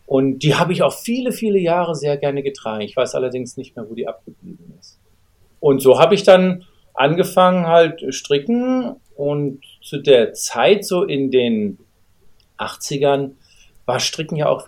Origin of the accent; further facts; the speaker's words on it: Germany; now in Nagoya, Japan; Also, wie du schon gesagt hast … Ich komme aus Deutschland, lebe aber mittlerweile seit 21 Jahren in Japan, genauer in der Nähe von Nagoya.